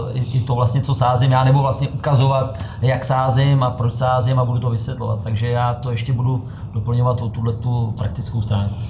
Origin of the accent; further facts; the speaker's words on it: Czechia; jsme my Češi